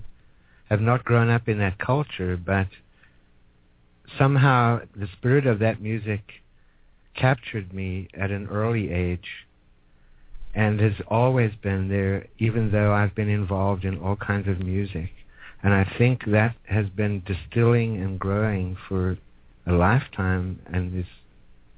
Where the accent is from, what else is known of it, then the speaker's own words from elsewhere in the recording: Johannesburg, Gauteng, South Africa; moved away; also born or lived in Petersburg, South Africa; I am from Johannesburg, but my uncle had a farm way in the north